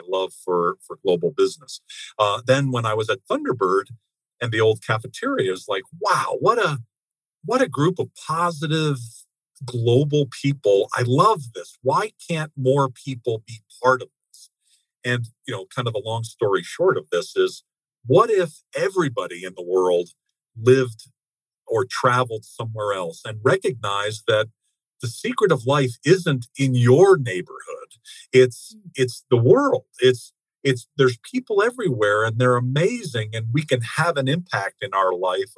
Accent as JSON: {"language": "English", "country": "United States", "also_born_or_lived": "Japan", "said": "I'm an American"}